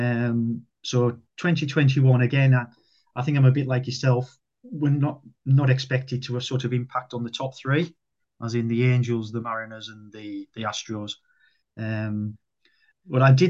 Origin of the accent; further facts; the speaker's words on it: United Kingdom; now in North West England, United Kingdom; I'm English